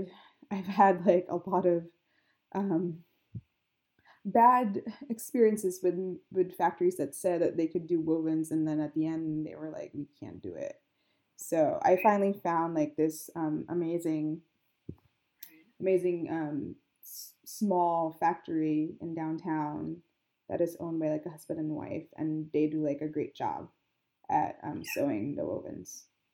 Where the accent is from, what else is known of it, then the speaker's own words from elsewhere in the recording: Philippines; I'm Filipino, so the way I treat, like, people, it's like you're always, like, family.